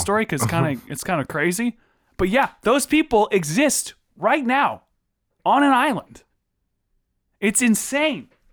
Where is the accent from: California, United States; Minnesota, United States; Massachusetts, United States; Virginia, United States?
Virginia, United States; we're all from Virginia